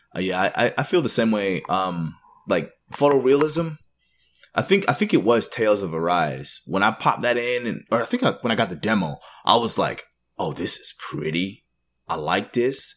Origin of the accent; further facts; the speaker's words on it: Canada; also born or lived in Jamaica (ancestry); now in United States; I'm born in Canada, actually. I was born in Canada, but I now live in the U S